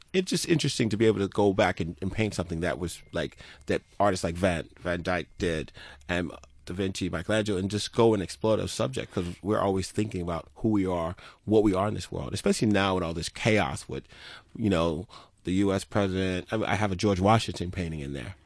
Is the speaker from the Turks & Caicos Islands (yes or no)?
yes; Turks & Caicos Islands; I was born in Turks and Caicos